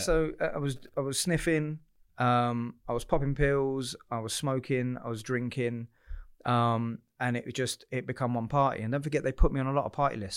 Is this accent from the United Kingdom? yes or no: yes; Southend-on-Sea, East of England, United Kingdom; I'm a South End boy, born and bred